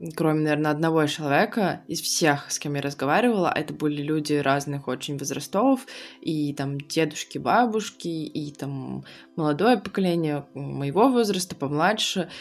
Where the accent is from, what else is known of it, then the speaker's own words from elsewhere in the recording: Khabarovsk, Khabarovsk Krai, Russia; moved away; я выросла в Хабаровске, я хабаровчанка